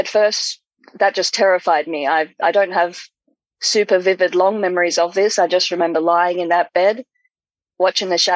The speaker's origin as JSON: {"language": "English", "country": "Australia", "said": "just down over here in Australia"}